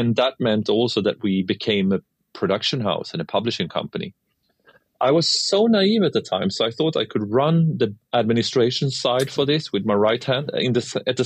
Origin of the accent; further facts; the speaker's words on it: Sweden; from my hometown in Sweden